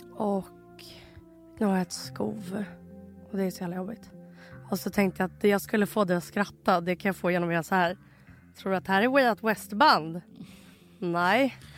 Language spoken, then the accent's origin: Swedish; Russia; now in Sweden; jag är ryss